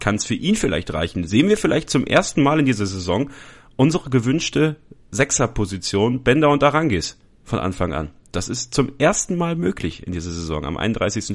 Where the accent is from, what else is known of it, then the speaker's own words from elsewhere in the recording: Borken, North Rhine-Westphalia, Germany; Das Westmünsterland, ich komme aus Borken, ein kleines, äh, eine kleine, eine kleine Halbgroßstadt